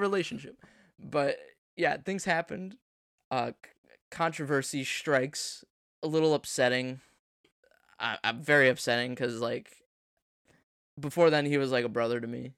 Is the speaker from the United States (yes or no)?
yes; United States; we're American